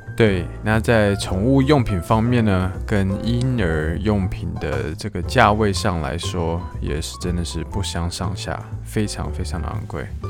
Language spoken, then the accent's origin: Chinese; Taiwan; now in Japan; 目前是没有打算离开日本的这个计划。但是如果今天就算回国回台湾的话